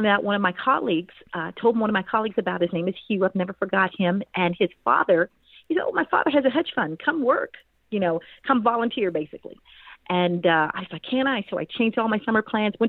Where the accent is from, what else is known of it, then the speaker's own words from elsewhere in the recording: Kansas City, Missouri, United States; moved away as an adult; also born or lived in Washington, D.C. / Atlanta, Georgia; I grew up in Kansas City, Missouri, ended up going to Washington, D.C. for school.